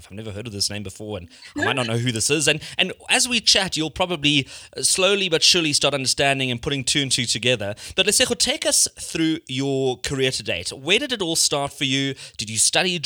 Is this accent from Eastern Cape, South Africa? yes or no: no; Sandton, Gauteng, South Africa; I also grew up in Hyde Park